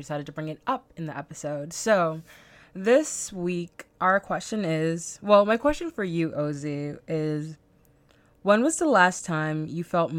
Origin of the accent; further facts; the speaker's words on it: Bahamas; accent: Bahamian; when I'm tired, I kind of fall back to my regular Bahamian accent. And no one, I don't even think that my Bahamian accent is as thick as other Bahamians.